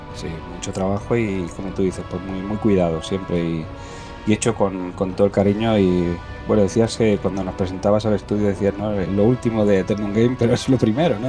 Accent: Cúllar, Andalusia, Spain; moved away; also born or lived in Talavera de la Reina, Spain; soy un andaluz también

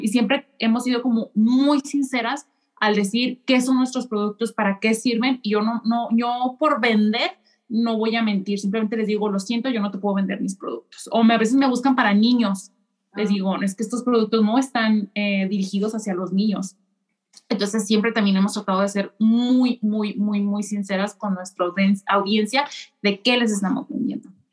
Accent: Mexico; now in Japan; soy mexicana, vivo en Japón

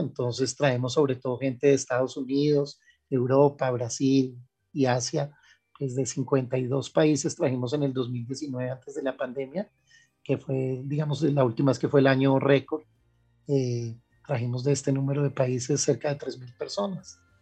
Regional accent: Colombia; also born or lived in Germany; nosotros mismos no, no reconocemos como colombianos

